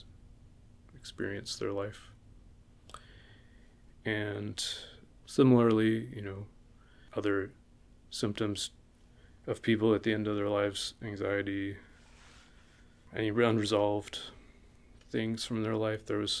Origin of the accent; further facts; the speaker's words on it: Los Angeles, California, United States; now in New York, United States; my wife and I are both from